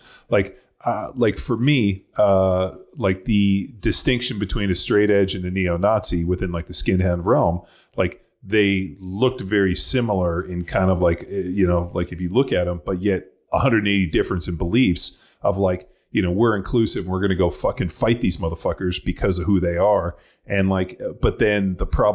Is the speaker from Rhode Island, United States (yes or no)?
no; South Bay, Los Angeles, California, United States; growing up in the South Bay